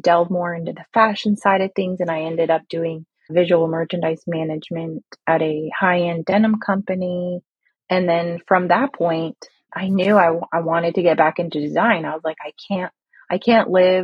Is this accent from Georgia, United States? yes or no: yes; Alpharetta, Georgia, United States; moved away as an adult; also born or lived in Kuwait; now in Orlando, United States; I grew up in Alpharetta, Georgia. So I say that I'm a Middle Eastern Georgia peach